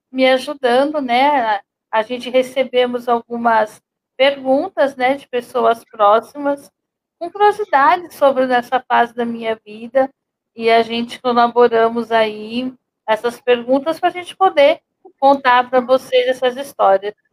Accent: Guarulhos, São Paulo, Brazil; now in Arujá, Brazil; Então, eu vim de Guarulhos, logo eu deixei de andar, eu já vim morar em Arujá, já numa cadeira de rodas.

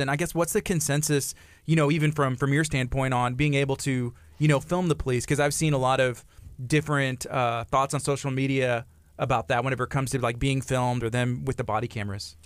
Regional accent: La Marque, Texas, United States; I grew up, I grew up in Lamarck, you know, myself, and my parents still live here

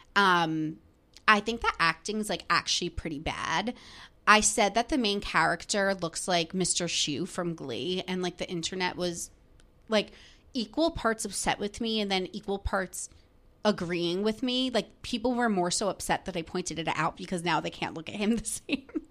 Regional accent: New Jersey, United States; moved away as an adult; now in New York City, United States; I grew up in New Jersey. So, like, right outside the city

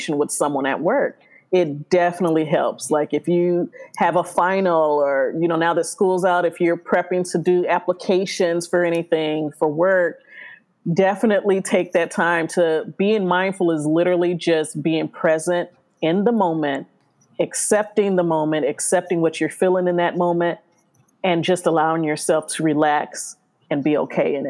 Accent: Cleveland, Ohio, United States; moved away as an adult; also born or lived in Chicago, Illinois / Columbus, Ohio / Athens, Ohio; now in California, United States; I was born in Chicago. My family moved to Cleveland, Ohio.

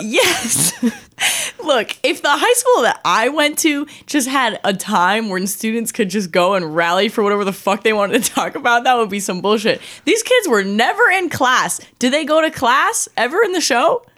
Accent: Saint Paul, Minnesota, United States; also born or lived in Woodbury, Minnesota; I'm from Saint Paul, Minnesota

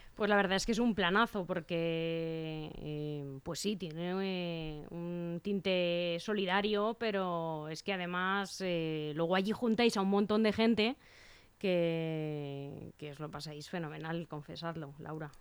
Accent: Spain; como somos los españoles

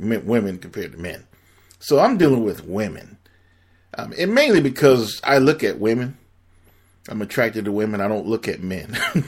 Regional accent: Miami, Florida, United States; I'm born and raised in Miami

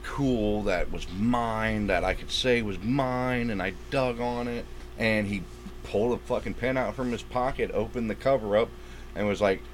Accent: Tampa, Florida, United States; I love my hometown, and I'm glad we got a movie here

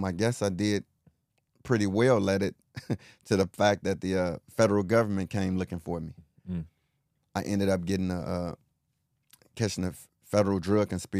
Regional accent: Chicago, Illinois, United States; starting out, I grew up in the Henry Horner Projects in mm-hmm. Chicago.

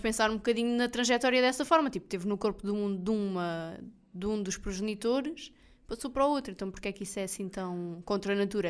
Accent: Portugal; eu sou português do Portugal

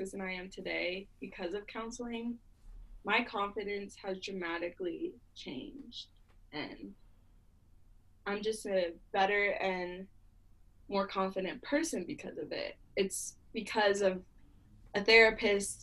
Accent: Tampa, Florida, United States; moved away; I grew up in Tampa, Florida

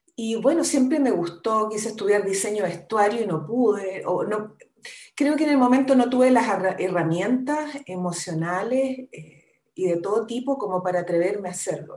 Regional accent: Concepción, Biobío, Chile; yo soy de Concepción, soy la menor de seis hermanos

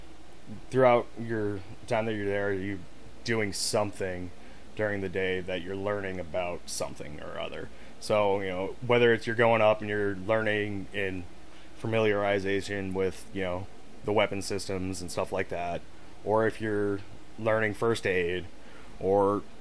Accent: Florida, United States; born there; also born or lived in Canada / Massachusetts / Montana; No. So, I was born in Florida.

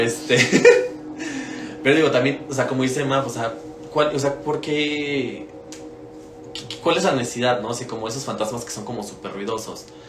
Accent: Mexico; nosotros como mexicanos

